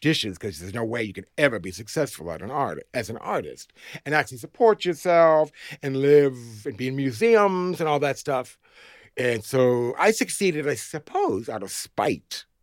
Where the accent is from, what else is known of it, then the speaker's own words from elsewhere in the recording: Massachusetts, United States; moved away as an adult; also born or lived in Boston; now in New York, United States; I'm actually from Massachusetts, New England, not England, but New England.